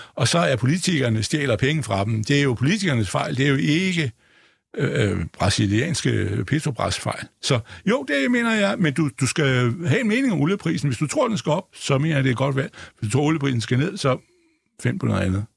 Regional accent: Denmark; jeg er jo dansker

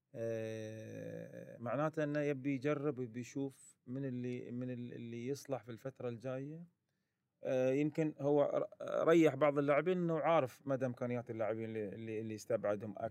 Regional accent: Qatar; كوني كقطري

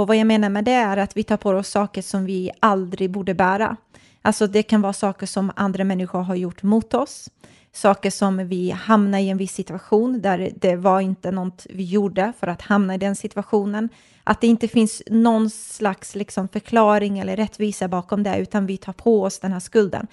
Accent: Stockholm, Stockholm County, Sweden; also born or lived in Nacka; jag är uppvuxen i Stockholm

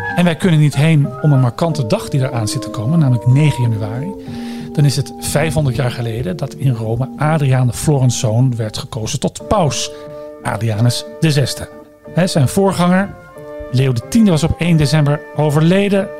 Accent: Netherlands

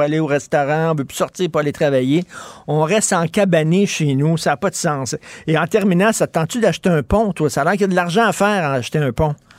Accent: Montreal, Quebec, Canada; J'ai grandi à Verdun

